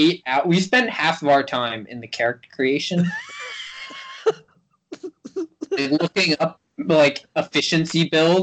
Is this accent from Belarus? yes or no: no; Canada; It's like 30 something because I'm Canadian.